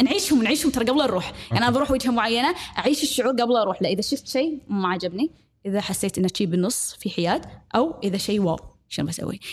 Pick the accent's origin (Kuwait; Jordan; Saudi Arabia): Kuwait; accent: Kuwaiti; نتكلم بالكويتي